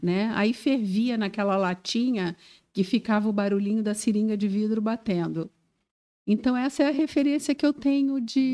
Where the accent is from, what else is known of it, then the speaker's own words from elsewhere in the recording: Rio de Janeiro, Brazil; moved away as an adult; also born or lived in Florianópolis, Brazil; now in Joinville, Brazil; Eu sou carioca, sou do Rio de Janeiro